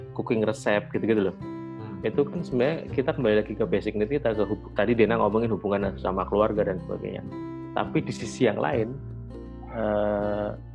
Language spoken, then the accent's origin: Indonesian; Java, Indonesia; aku punya privilege sebagai orang Jawa